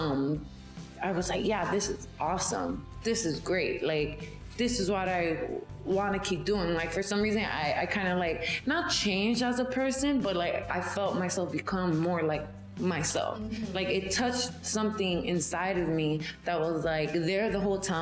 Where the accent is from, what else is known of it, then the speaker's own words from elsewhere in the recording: New York City, New York, United States; I'm from Brooklyn, born and raised. Bushwick